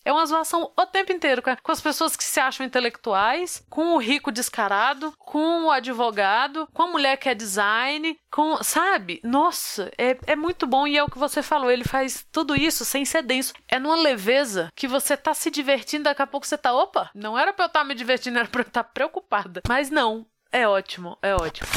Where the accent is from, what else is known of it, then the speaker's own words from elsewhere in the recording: Brazil; first language Portuguese; me senti orgulhosa de ser brasileira